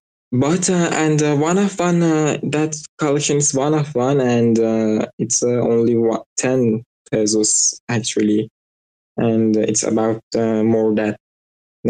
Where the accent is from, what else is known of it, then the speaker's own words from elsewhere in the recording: Iran; English is a second language; I'm from Iran